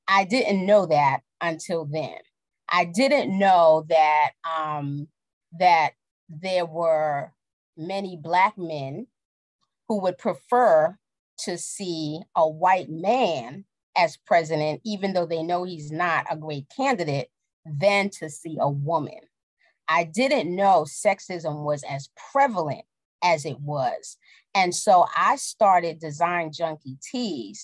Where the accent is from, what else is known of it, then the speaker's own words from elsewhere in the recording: New York City, New York, United States; I grew up in the Bronx